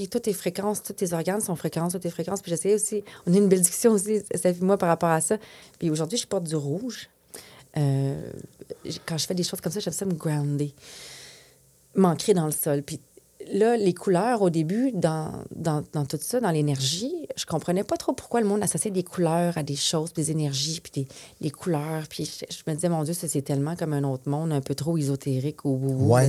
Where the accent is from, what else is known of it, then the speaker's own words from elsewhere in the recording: Quebec, Canada; first language French; moved away as an adult; Mais je suis québécoise quand même